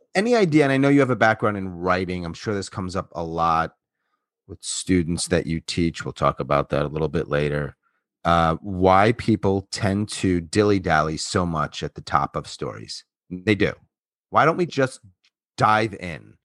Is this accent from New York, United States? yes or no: yes; Long Island, New York, United States; moved away; I'm from Long Island